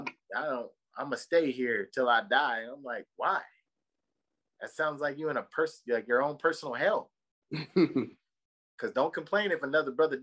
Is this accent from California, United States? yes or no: yes; Victorville, California, United States; moved away; I'm from Victorville, California, bro. I was raised in all over Southern California